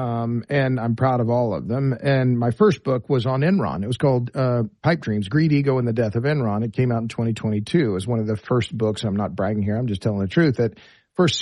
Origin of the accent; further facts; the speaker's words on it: Oklahoma, United States; I'm from Oklahoma. I have deep roots in Oklahoma